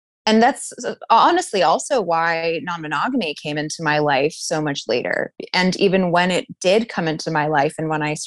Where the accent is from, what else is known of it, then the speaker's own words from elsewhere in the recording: Toronto, Ontario, Canada; moved away as an adult; now in Chicago, United States; I grew up in Toronto